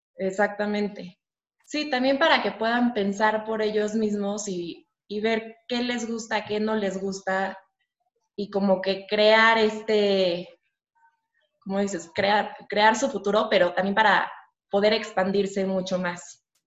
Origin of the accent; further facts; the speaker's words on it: Mexico; yo nací aquí en México, eh, tengo un hermano más chico que yo, le llevo dos años, hemos vivido aquí toda, mi, toda nuestra vida